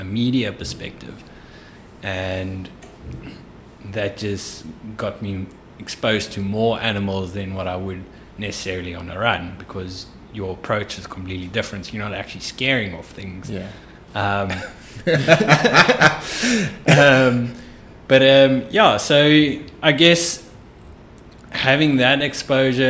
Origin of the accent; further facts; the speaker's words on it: Johannesburg, Gauteng, South Africa; I grew up in Joburg in the big city